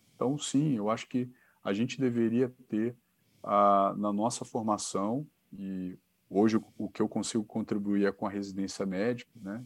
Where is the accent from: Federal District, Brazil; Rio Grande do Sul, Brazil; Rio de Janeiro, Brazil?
Rio de Janeiro, Brazil; Niterói; moved away as an adult; now in São Paulo, Brazil; eu sou de Niterói